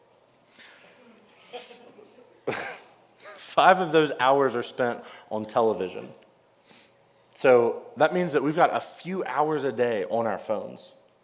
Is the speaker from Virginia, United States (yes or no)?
no; North Carolina, United States; I grew up in North Carolina and grew up a big Wake Forest basketball fan